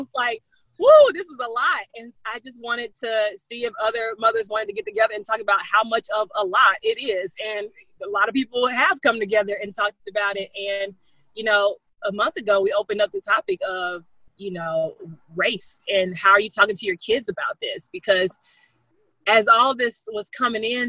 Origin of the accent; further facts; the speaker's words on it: the South, United States; I'm from the South. We're from the South